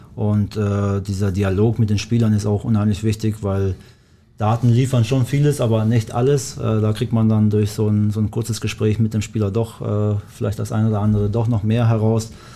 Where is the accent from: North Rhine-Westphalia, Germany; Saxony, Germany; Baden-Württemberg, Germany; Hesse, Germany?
Baden-Württemberg, Germany; Black Forest; German is a second language; moved away as an adult; also born or lived in Kosovo; now in Bochum, Germany; ich komme ja ursprünglich aus dem Schwarzwald, beziehungsweise seit dem 10. Lebensjahr äh, äh, wohne ich im Schwarzwald